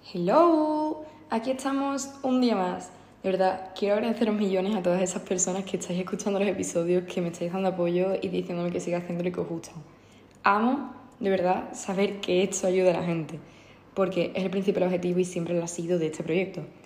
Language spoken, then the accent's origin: Spanish; Andalusia, Spain; soy andaluza